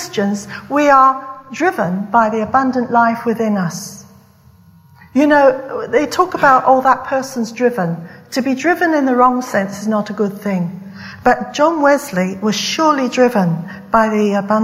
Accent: West Country, South West England, United Kingdom; moved away; I come from the West Country. And the West Country, for students, it's right down south in England.

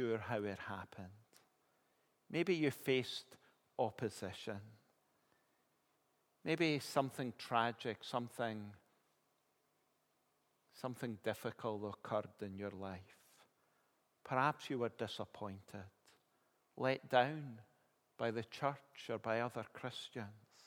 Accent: Kilmarnock, Scotland, United Kingdom; I grew up in Kilmarnock

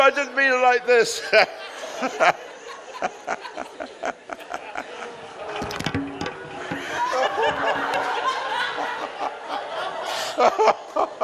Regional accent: Australia; me being an Australian

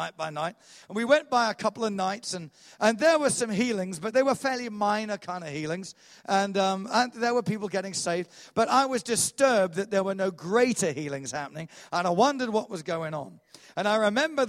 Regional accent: England, United Kingdom; I'm an Englishman

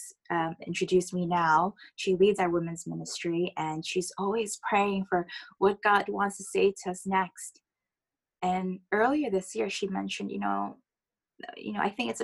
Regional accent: United States; accent: American; moved away; I am American

